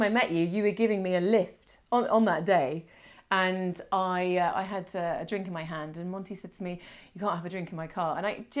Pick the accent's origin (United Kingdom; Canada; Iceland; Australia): Australia; moved away; Because I'm originally an Aussie. I know I don't sound like one now, but I don't, do I?